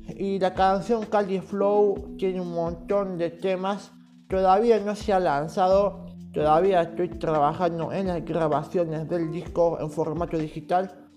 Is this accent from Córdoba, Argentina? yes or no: yes; Córdoba, Argentina; yo soy de Córdoba Capital